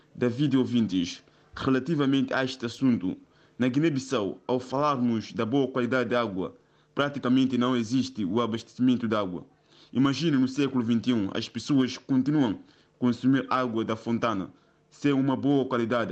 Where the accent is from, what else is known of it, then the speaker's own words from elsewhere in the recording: Angola; moved away; Eu, sendo angolano